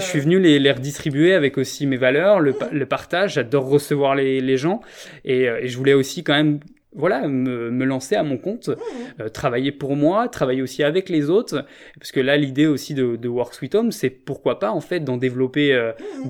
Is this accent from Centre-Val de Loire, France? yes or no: no; Rennes, Brittany, France; moved away; also born or lived in Paris region / Montreal; ma ville natale, Rennes